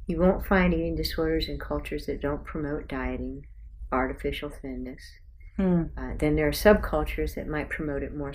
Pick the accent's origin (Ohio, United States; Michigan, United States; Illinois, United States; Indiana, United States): Indiana, United States; South Bend; I grew up in South Bend, Indiana